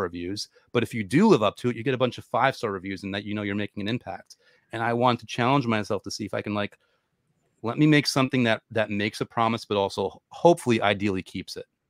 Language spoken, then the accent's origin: English; New York, United States; I'm a New Yorker